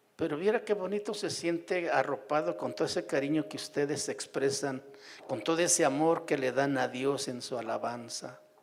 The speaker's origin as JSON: {"language": "Spanish", "town": "Puácuaro", "region": "Michoacán", "country": "Mexico", "tie": "born or raised there", "also_born_or_lived": "Sierra de Oaxaca", "moved": "as an adult", "said": "mi pueblo, en Puácuaro, ahí a la orilla de la laguna de Pátzcuaro"}